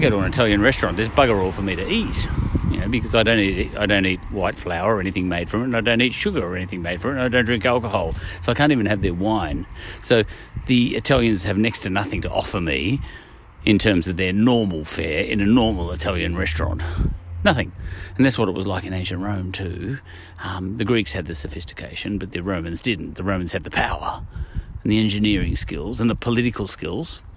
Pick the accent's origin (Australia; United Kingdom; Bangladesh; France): Australia; I'm an Aussie, that means I'm an Anglo-Aussie